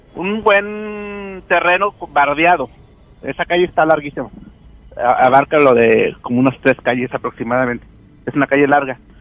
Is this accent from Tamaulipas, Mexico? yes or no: yes; Nuevo Laredo, Tamaulipas, Mexico; allá en Nuevo Laredo, yo soy de Nuevo Laredo.